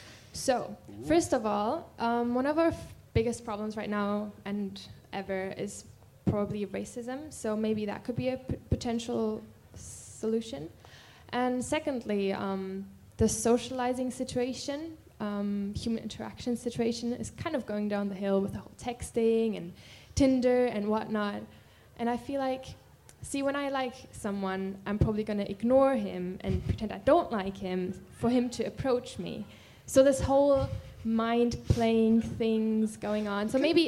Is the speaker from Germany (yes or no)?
yes; Germany; I'm from Germany.